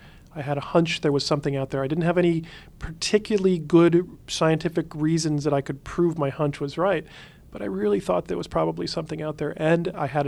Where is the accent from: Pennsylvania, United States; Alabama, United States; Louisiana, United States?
Alabama, United States; Huntsville; I grew up in Huntsville, Alabama, which is where they were building the Saturn V rockets to go to the moon at the time.